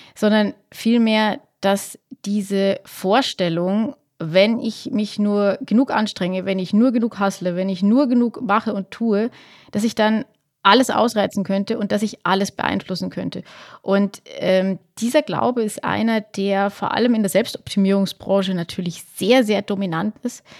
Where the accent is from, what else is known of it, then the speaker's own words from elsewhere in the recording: Lower Bavaria, Germany; Niederbayern. Ja. Wir sind beide äh, auf dem Land aufgewachsen